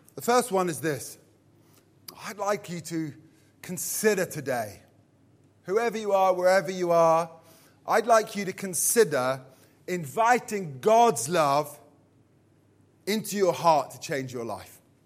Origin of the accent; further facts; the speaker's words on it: Purley, London, United Kingdom; I'm from Purley, Surrey